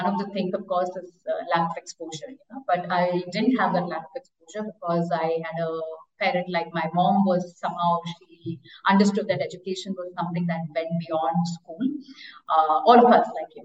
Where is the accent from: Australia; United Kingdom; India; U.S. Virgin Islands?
India; eastern India; moved away; So I'm from India. I grew up in a small town in eastern India